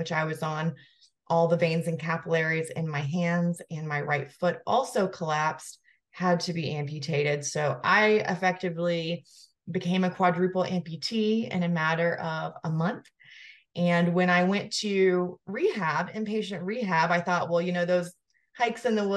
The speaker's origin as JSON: {"language": "English", "region": "the South", "country": "United States", "also_born_or_lived": "Georgia", "moved": "as an adult", "lives_now": "Asheville, United States", "said": "I'm from the South"}